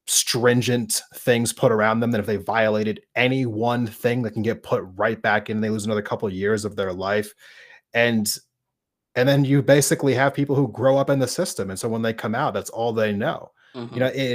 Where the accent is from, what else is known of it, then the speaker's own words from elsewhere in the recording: East Coast, United States; I saw this quite a bit growing up in the East Coast.